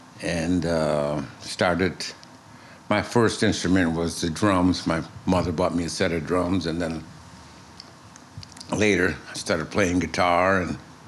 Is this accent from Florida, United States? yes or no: no; Ithaca, New York, United States; moved away as an adult; also born or lived in Bronx, New York City; now in New York City, United States; I lived in, mostly in Ithaca, New York. Oh. And I grew up, went to high school and college there. And I moved back to New York in 1980. And I've been here ever since.